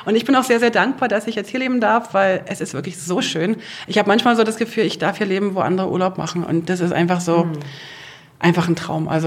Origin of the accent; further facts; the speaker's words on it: Brandenburg, Germany; Wobei ich bin auch auf dem Land groß geworden, außerhalb von Berlin.